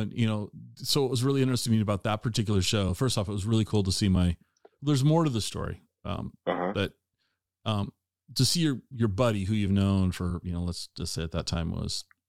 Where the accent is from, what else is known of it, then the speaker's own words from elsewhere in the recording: Tacoma, Washington, United States; So I grew up in Tacoma as well. I grew up in Tacoma.